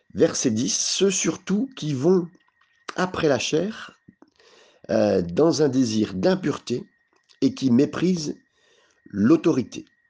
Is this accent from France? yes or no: yes; France; on est français